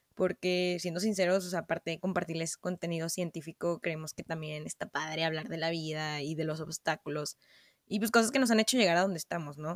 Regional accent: Mexico City, Mexico; now in Saltillo, Mexico; soy chilanga

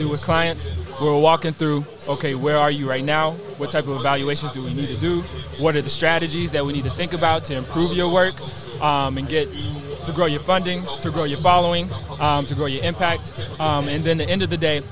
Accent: Pontotoc, Mississippi, United States; moved away; I'm from Pontotoc

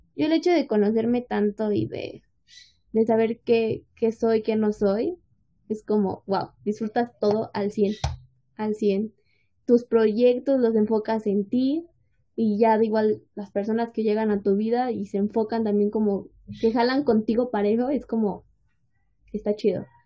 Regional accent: State of Mexico, Mexico; nosotros somos de México, en específico del Estado de México

